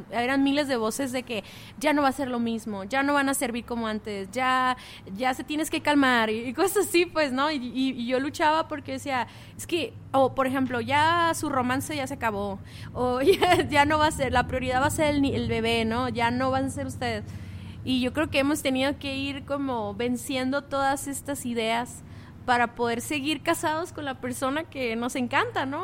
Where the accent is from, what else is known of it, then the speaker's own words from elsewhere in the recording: Mexicali, Baja California, Mexico; nosotros venimos de Mexicali